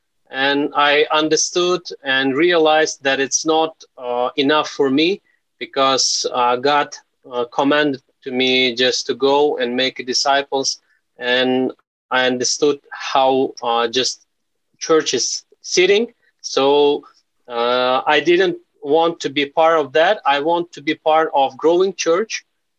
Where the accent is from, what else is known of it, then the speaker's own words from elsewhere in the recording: Uzbekistan; I'm from Uzbekistan. I'm married and I have four kids.